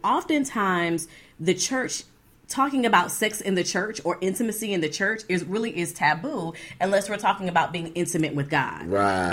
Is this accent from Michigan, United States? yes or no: no; Florida, United States; moved away; We were from Florida originally.